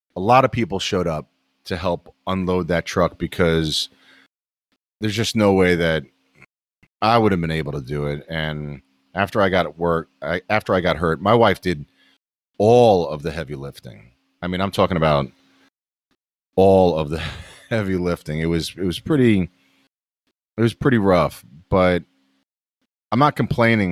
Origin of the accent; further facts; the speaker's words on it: New York City, New York, United States; moved away as an adult; also born or lived in eastern North Carolina; now in North Carolina, United States; I'm born and raised in New York City